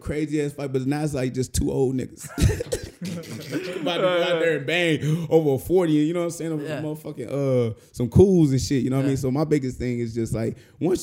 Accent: St. Louis, Missouri, United States; the reason why I fight the way I do is because I'm from St. Louis

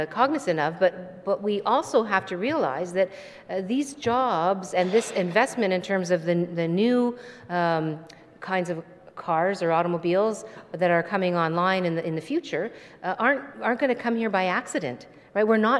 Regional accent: Hamilton, Ontario, Canada; I grew up in Stony Creek, which is now part of Hamilton

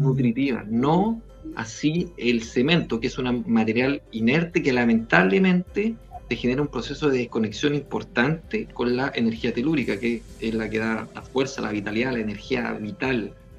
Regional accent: Valparaíso, Chile; yo soy aquí de Valparaíso

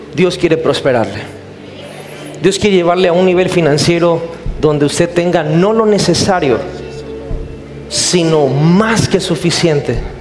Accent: Mexico; soy cristiano, soy, pero soy mexicano

